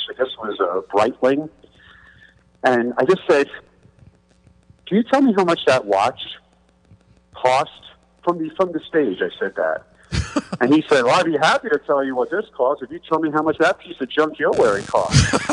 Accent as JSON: {"language": "English", "town": "New York City", "region": "New York", "country": "United States", "said": "I'm from Queens, New York"}